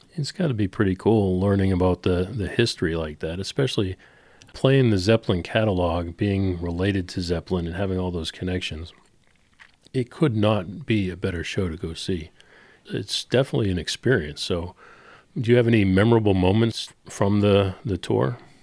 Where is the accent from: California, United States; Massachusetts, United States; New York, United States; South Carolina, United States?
Massachusetts, United States; Boston; I am a Bostonian through and through